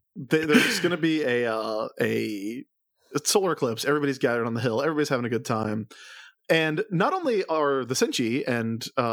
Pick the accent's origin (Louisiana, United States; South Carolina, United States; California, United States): South Carolina, United States; I grew up in South Carolina.